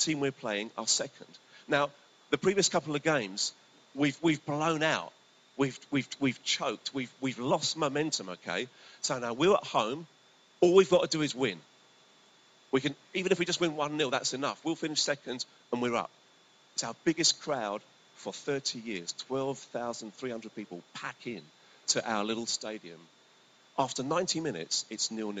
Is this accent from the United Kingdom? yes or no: yes; Brentford, London, United Kingdom; moved away; I come from Brentford